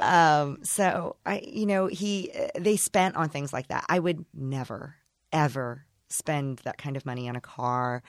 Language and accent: English; Indiana, United States; accent: broad, flat Indiana; moved away as an adult; also born or lived in Chicago, United States; now in Los Angeles, United States; I'm from Indiana, so I guess I could do a really broad, flat Indiana accent